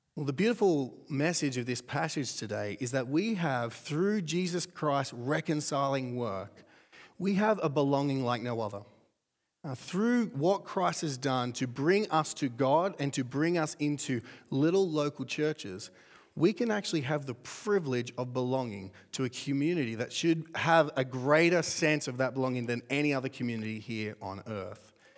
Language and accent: English; Australia; I'm from Australia too.